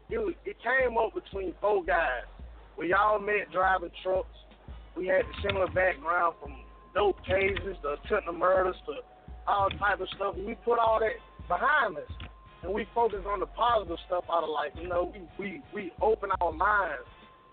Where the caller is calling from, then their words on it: Mobile, Alabama, United States; I'm calling from East Side, B Side, at Mobile, Alabama.